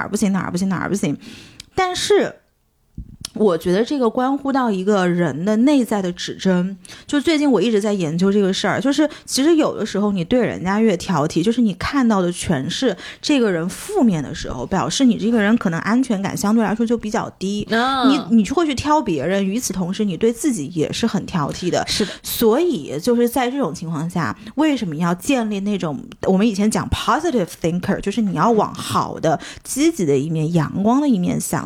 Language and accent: Chinese; Jiangxi, China; now in Shanghai, China; 作为一个江西人